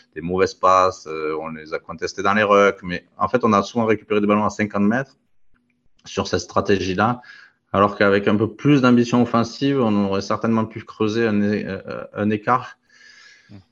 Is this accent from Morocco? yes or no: no; France; on est français